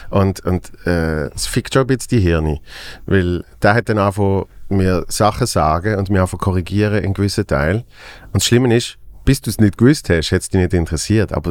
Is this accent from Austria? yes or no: no; Basel, Basel-Stadt, Switzerland; als Basler, finde ich recht lustig.